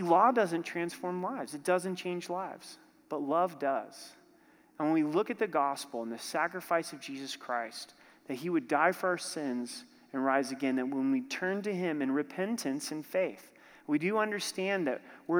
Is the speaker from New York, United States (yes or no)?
no; Oregon, United States; My pastor growing up in Oregon, he started a church in Southern Oregon